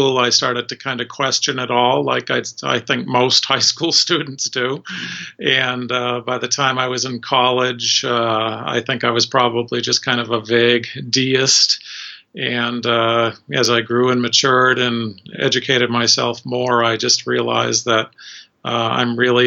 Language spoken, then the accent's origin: English; suburban Boston, Massachusetts, United States; I grew up in Massachusetts, suburban Boston, in a Catholic household